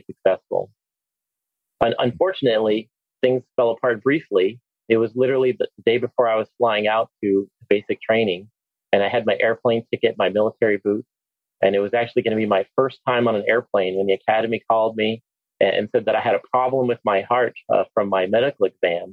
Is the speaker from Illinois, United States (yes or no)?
no; Hammond, Indiana, United States; also born or lived in East Chicago, Indiana / Huntsville, Alabama; now in Alabama, United States; I was born in East Chicago, Indiana. But really grew up in Hammond